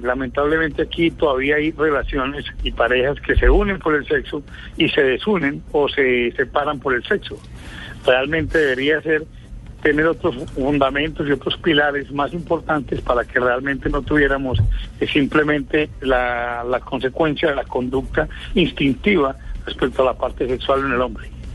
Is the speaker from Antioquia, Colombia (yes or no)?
yes; Medellín, Antioquia, Colombia; De aquí, de la capital de la montaña, Medellín